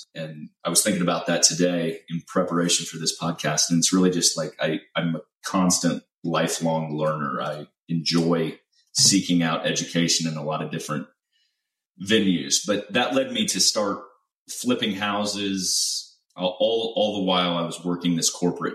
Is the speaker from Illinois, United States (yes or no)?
yes; Central Illinois, United States; moved away as an adult; now in Houston, United States; I'm originally from Central Illinois, and I was born and raised there, spent about 18 years there